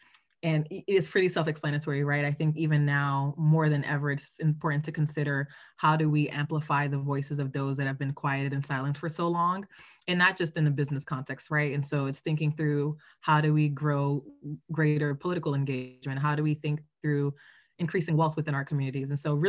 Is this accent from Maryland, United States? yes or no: yes; Prince George's County, Maryland, United States; moved away; I am originally from Prince George's County, Maryland.